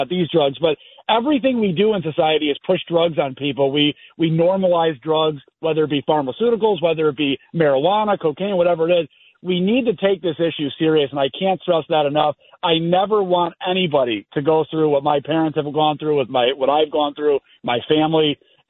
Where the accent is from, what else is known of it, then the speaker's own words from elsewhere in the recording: Buffalo, New York, United States; I grew up in Buffalo, New York. That's where I still am today.